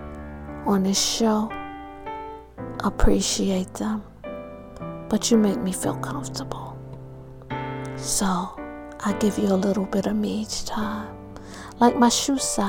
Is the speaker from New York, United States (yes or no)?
yes; New York, United States; my hometown, New York, from Harlem and from Strong Island